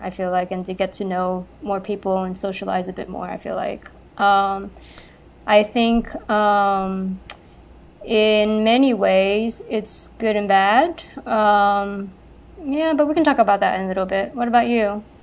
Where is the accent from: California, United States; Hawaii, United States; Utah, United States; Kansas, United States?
California, United States; Los Angeles; I was born and raised in LA.